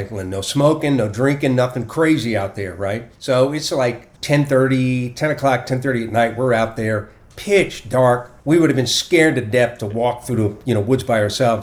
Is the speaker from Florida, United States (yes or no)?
no; Portsmouth, Virginia, United States; moved away; I grew up in Portsmouth, Virginia.